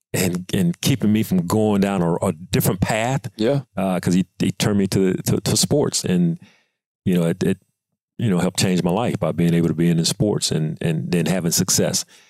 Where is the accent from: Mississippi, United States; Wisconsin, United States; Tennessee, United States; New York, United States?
Mississippi, United States; we're both being from Mississippi